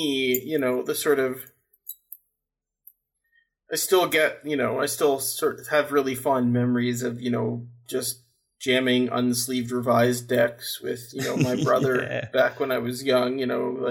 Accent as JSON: {"language": "English", "town": "Toronto", "region": "Ontario", "country": "Canada", "also_born_or_lived": "Finland", "moved": "yes", "said": "I'm originally from Canada, from the Toronto area"}